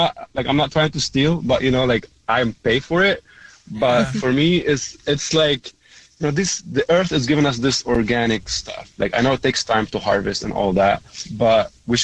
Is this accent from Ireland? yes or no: no; Lebanon; first language Arabic; English is a second language; moved away; also born or lived in Germany; I'm actually Lebanese